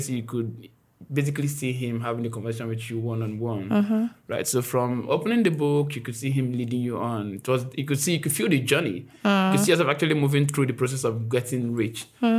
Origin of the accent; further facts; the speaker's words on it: Nigeria; I'm from Igbo.